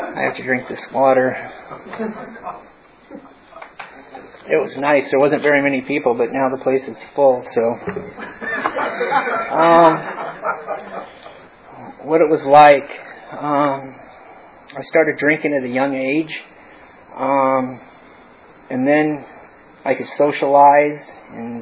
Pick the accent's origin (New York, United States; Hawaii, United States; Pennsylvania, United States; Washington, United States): Washington, United States; Bellingham; moved away; I'm from Washington State, in a smaller town called Bellingham, below Canada